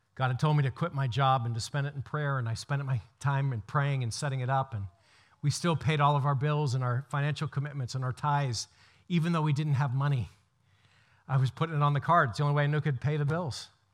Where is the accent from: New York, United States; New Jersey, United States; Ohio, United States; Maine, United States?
Maine, United States; Brewer; I grew up in Joshua Chamberlain's house in Brewer